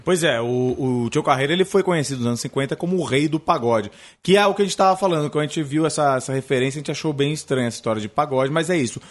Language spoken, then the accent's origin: Portuguese; São Paulo, Brazil; lá na zona leste, de onde eu venho